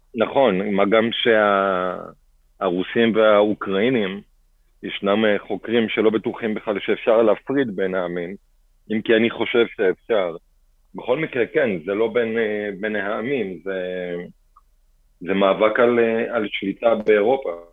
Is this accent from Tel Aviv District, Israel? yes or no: no; Kfar Saba, Central District, Israel; also born or lived in Bat Yam; בתחילה בבת ים ואחר כך בכפר סבא.